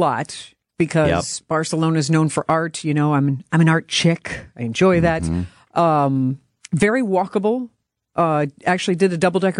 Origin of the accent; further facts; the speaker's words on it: Louisville, Kentucky, United States; now in Wisconsin, United States; growing up in Louisville